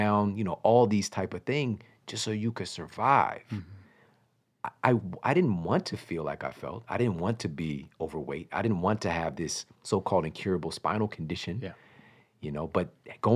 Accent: Ferguson, Missouri, United States; I'm from Ferguson, Missouri. I'm from St. Louis, Missouri

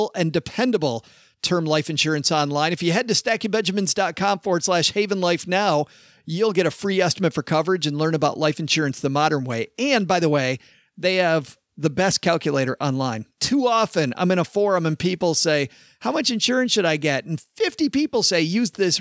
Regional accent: Detroit, Michigan, United States; now in Texas, United States; Detroit, Michigan, where I'm originally from

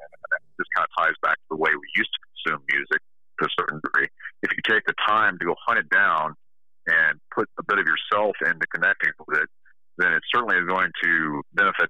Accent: Denver, Colorado, United States; moved away as an adult; also born or lived in Southern California; I grew up in the Denver area

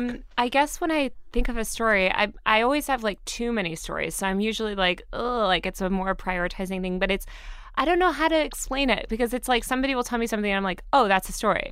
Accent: Greenwich, Connecticut, United States; also born or lived in Colorado; I grew up in Connecticut, in Greenwich, Connecticut

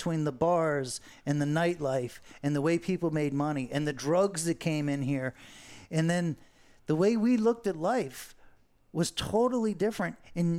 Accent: Fort Lauderdale, Florida, United States; growing up in Fort Lauderdale Beach, you are a minority.

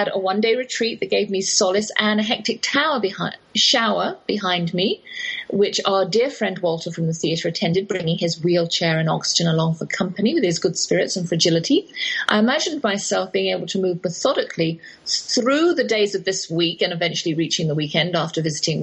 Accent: England, United Kingdom; accent: English; moved away as an adult; now in Texas, United States; that's my English accent you're hearing

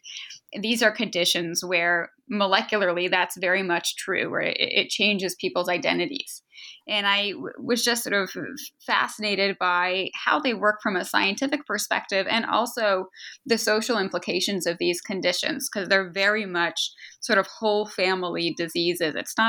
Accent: outside Boston, Massachusetts, United States; moved away as an adult; now in Philadelphia, United States; I grew up outside Boston and was there for most of my life through college

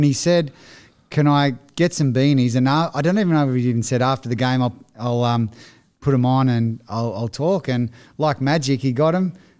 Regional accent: Currie, New South Wales, Australia; born there; Yeah, so I was born in Currie, which is about 40 minutes from Newcastle.

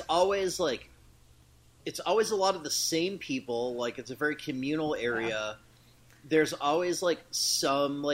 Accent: Chicago, Illinois, United States; I grew up around Chicago. I was born in the city, grew up in the suburbs

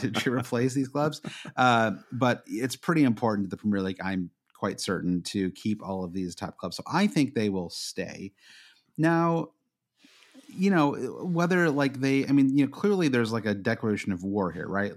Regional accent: United States; as an American

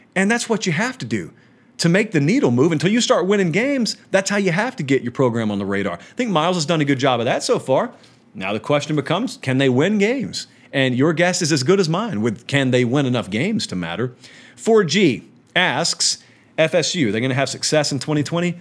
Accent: Central Georgia, United States; I'm from Central Georgia

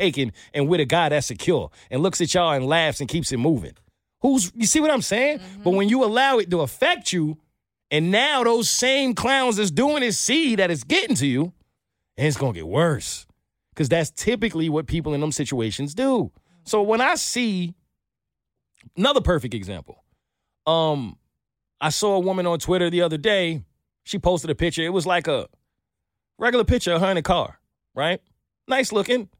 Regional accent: New York, United States; I'm from New York

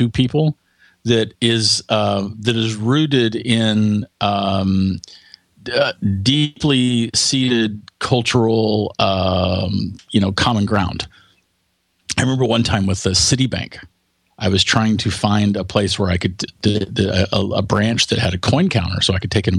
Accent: United States; my home country, the United States

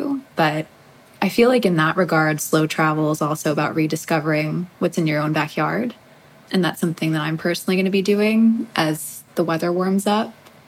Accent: New York City, New York, United States; getting to know my city again, I've been really, really mindful of how I re-enter life as a New Yorker.

